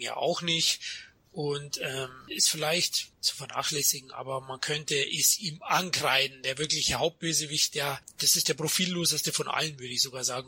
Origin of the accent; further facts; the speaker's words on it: Germany; ich als Deutscher